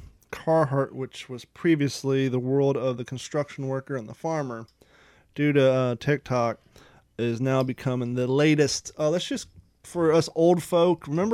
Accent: Ohio, United States; moved away as an adult; also born or lived in California; we grew up in Ohio.

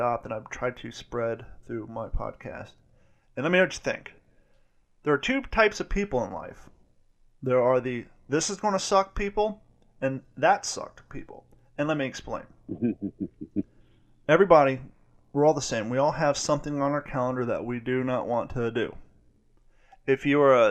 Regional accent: Columbus, Ohio, United States; I grew up in Columbus

